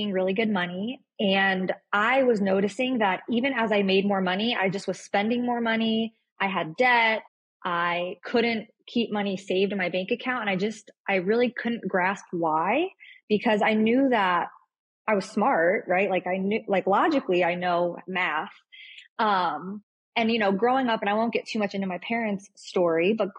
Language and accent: English; Florida, United States; also born or lived in New York; I was born in New York, but my family moved down to Florida. So I'm here in Florida, Tampa